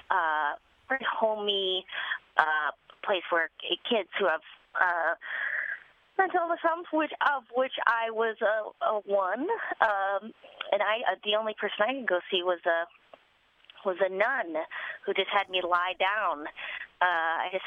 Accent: Duluth, Minnesota, United States; born or raised there; moved away

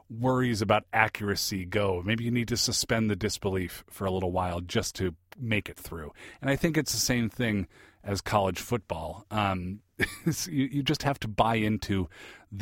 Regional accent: Seattle, Washington, United States; I grew up in the Seattle area

